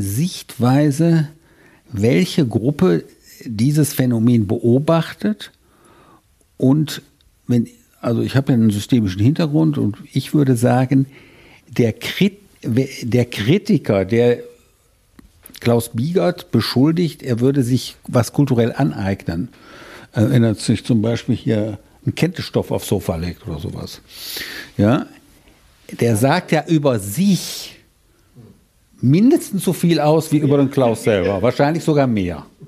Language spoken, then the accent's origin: German; Rhineland, Germany; also born or lived in German-speaking East Belgium (Eupen area); ich stamme aus dem Rheinland